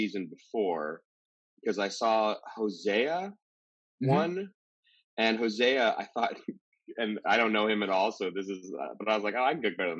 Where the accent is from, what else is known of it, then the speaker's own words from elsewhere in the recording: East Bay, California, United States; now in New York City, United States; I grew up in California, like the East Bay